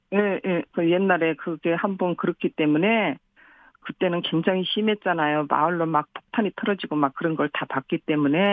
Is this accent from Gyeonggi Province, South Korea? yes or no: no; Yeonpyeong Island, Incheon, South Korea; 연평에서 그냥 일, 평생 고향이니까